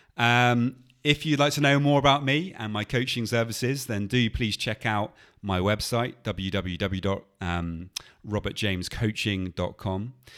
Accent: England, United Kingdom; we are English and we're in Spain

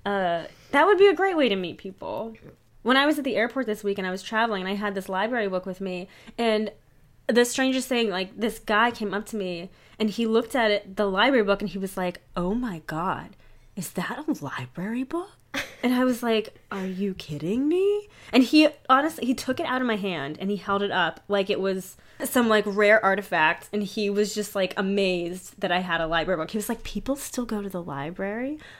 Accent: Pittsburgh, Pennsylvania, United States; Pittsburgh, P A, which is my hometown too

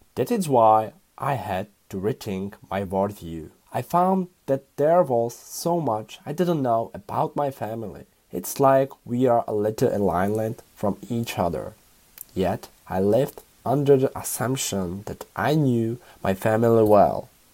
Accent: Prague, Czechia; English is a second language; also born or lived in Hamburg; born and raised in the Czech Republic in the capital city of Prague

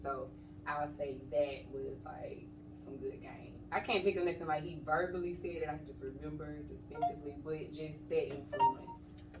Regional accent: Monroe, Georgia, United States; now in Decatur, United States; I grew up in Monroe, Georgia. Out in the country.

